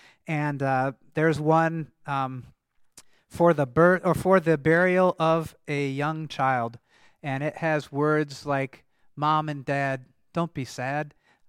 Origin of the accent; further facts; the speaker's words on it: Michigan, United States; And actually, in the congregation I grew up in Michigan, they still used this hymnal. They had a German service until I was in high school.